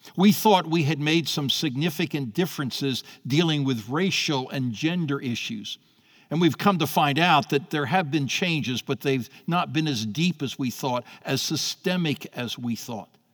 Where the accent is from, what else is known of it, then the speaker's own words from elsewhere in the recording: United States; as an American citizen, I'm glad I've been born and raised in a country that believed that.